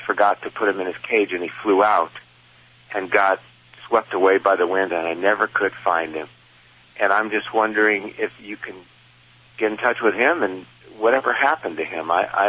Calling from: California, United States; I'm calling from Southern California.

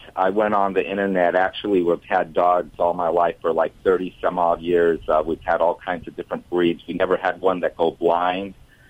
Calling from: Lomita, California, United States; I'm calling from Lomita, California. It's the South Bay, Palos Verdes, Los Angeles area.

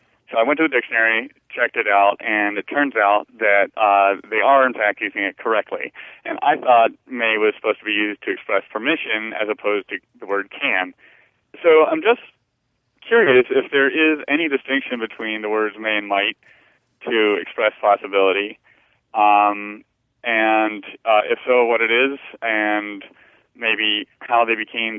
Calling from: Atlanta, Georgia, United States; Atlanta, Georgia.

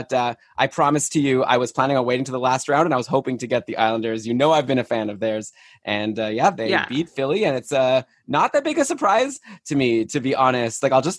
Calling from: Toronto, Ontario, Canada; I'm here in Toronto. I'm the only North American representation here.

